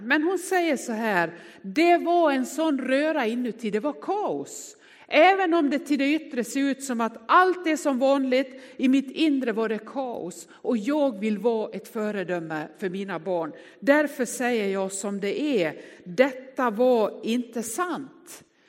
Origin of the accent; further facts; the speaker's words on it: Västerdalarna, Dalarna County, Sweden; Jag är från Västerdalarna